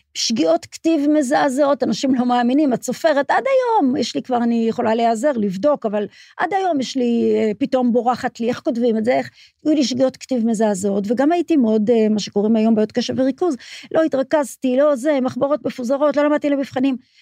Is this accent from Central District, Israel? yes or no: yes; Petah Tikva, Central District, Israel; also born or lived in Haifa; גדלתי בפתח תקווה, נולדתי בחיפה, אבל גדלתי בפתח תקווה